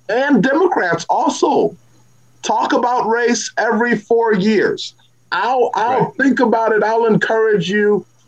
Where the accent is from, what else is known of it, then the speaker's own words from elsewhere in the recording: Missouri, United States; I'm from Missouri, right? And this is a show me state.